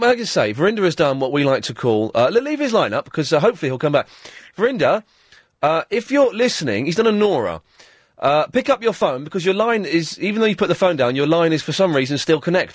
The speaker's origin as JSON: {"language": "English", "town": "Slough", "region": "South East England", "country": "United Kingdom", "said": "I'm from Slough"}